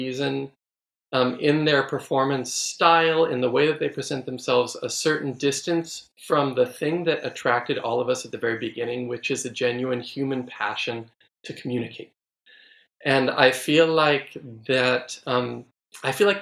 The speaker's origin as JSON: {"language": "English", "town": "San Francisco", "region": "California", "country": "United States", "tie": "born or raised there", "also_born_or_lived": "Texas", "moved": "yes", "said": "San Francisco, which of course is my hometown and yours"}